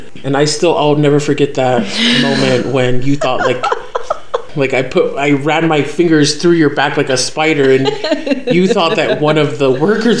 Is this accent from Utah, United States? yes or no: yes; Utah, United States; I was born and raised here in Utah.